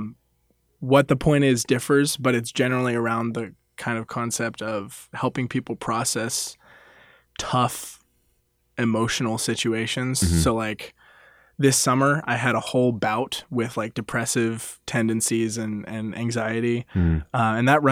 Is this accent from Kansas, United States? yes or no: yes; Lenexa, Kansas, United States; I'm from Lenexa, Kansas